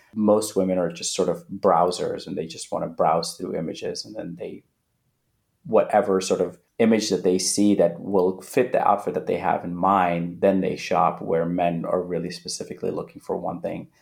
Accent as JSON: {"language": "English", "town": "Manhattan Beach", "region": "California", "country": "United States", "tie": "born or raised there", "also_born_or_lived": "Afghanistan / India / Netherlands", "said": "some kid that I grew up with in Manhattan Beach"}